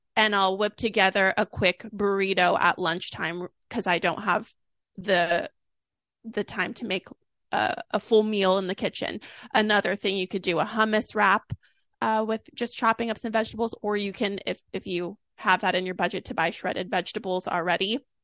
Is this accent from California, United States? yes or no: yes; Sacramento, California, United States; I'm from Sacramento.